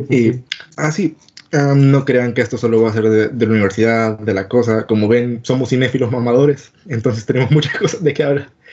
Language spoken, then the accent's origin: Spanish; El Salvador; somos salvadoreños